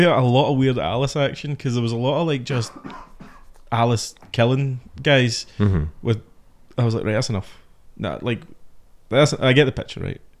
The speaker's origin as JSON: {"language": "English", "country": "United Kingdom", "said": "As a British guy"}